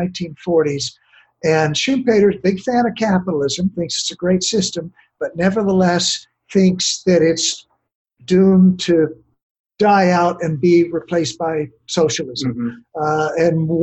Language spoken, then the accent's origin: English; Tallahassee, Florida, United States; my hometown of Tallahassee, Florida